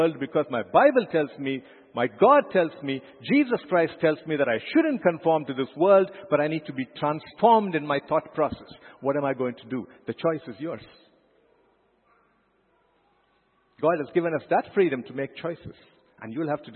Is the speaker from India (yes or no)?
yes; India; as an Indian, as a proud Indian